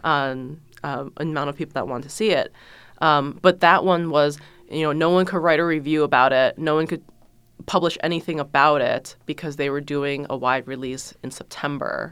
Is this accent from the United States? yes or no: no; China; moved away; I was born in China as the one child.